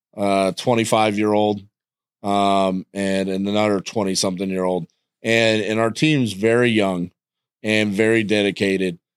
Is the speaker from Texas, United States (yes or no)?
yes; Texas, United States; I'm from Texas